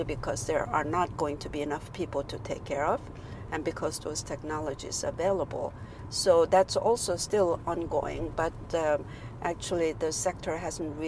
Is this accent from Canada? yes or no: no; South Korea; moved away as an adult; also born or lived in New York / Norway / Singapore; now in Shanghai, China; back in my home country, South Korea